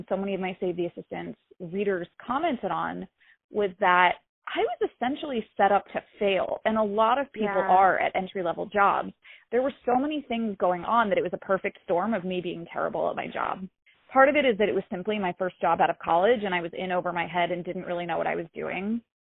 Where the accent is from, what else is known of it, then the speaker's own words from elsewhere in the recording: Raleigh, North Carolina, United States; moved away as an adult; also born or lived in Greensboro, North Carolina; now in New York City, United States; I grew up in North Carolina. I grew up in Raleigh